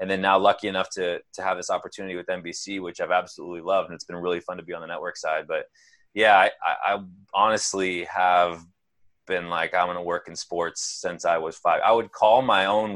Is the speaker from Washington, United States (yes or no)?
yes; Seattle, Washington, United States; growing up in Seattle